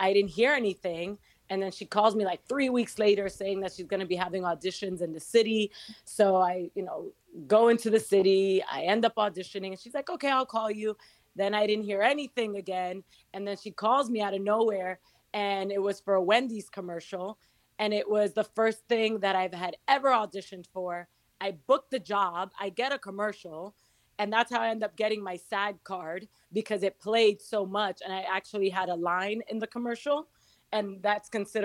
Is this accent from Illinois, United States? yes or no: no; New York City, New York, United States; also born or lived in Santo Domingo, Dominican Republic / Miami; I was born in Dominican Republic in Santo Domingo, moved to New York at 2 years old when my parents decided to go back to New York, and grew up in Queens